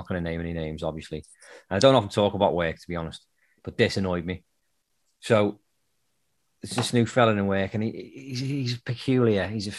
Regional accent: United Kingdom; now in United States; I'm British.

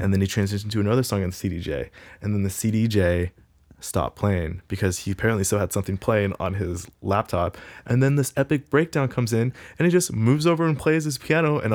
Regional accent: Pullman, Washington, United States; also born or lived in Gig Harbor, Washington / Tacoma, Washington; I grew up in Pullman.

